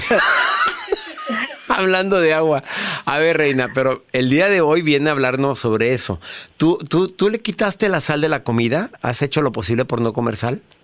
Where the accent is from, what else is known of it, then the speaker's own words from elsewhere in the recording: Mexico; en mi país, en la República Mexicana